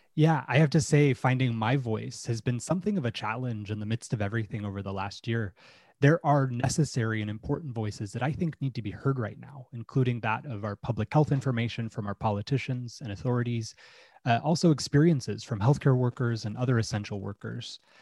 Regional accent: Utah, United States; I grew up in Utah in the United States

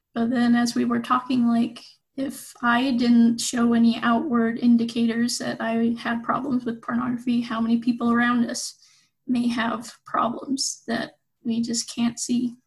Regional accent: Pleasant Grove, Utah, United States; also born or lived in Provo, Utah / Hawaii / Germany; I grew up in Pleasant Grove, Utah

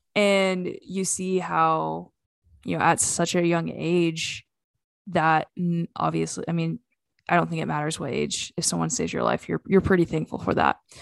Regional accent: United States; we're just from Oklahoma and Arkansas

